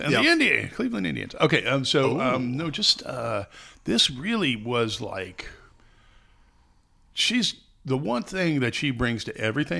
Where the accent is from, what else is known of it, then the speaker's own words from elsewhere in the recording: Ireland; I'm Irish, buddy.